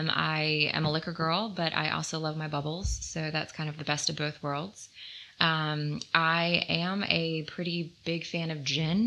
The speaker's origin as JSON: {"language": "English", "region": "Virginia", "country": "United States", "moved": "yes", "said": "I'm from Virginia, originally."}